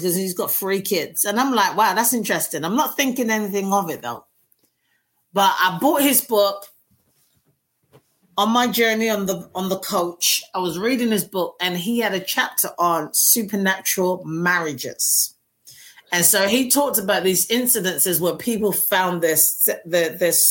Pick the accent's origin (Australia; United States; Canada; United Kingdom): United Kingdom; London; moved away as an adult; I was born and raised in North London, Finsbury Park.